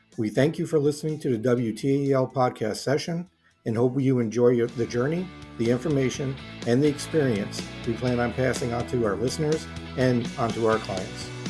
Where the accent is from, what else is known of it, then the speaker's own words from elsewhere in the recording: United States; I'm an American